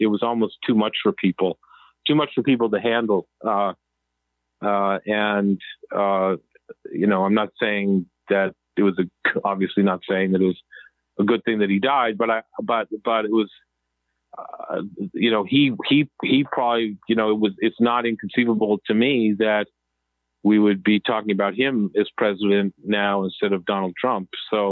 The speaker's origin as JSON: {"language": "English", "region": "Massachusetts", "country": "United States", "tie": "born or raised there", "said": "we grew up in Massachusetts"}